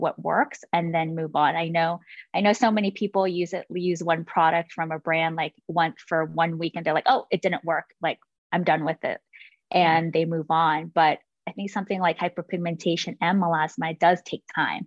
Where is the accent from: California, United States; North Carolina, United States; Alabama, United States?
California, United States; I grew up in California